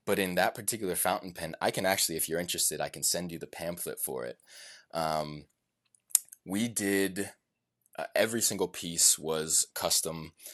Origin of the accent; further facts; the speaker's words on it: Richmond, Virginia, United States; my hometown of Richmond, Virginia